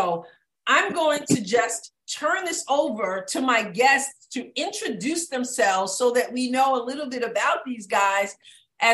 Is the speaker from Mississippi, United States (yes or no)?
no; New York, United States; moved away as an adult; now in Southeast Missouri, United States; I'm from New York